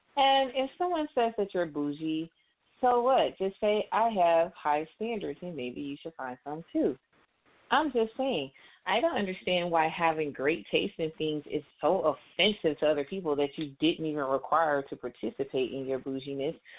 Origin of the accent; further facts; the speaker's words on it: Atlanta, Georgia, United States; I'm from Atlanta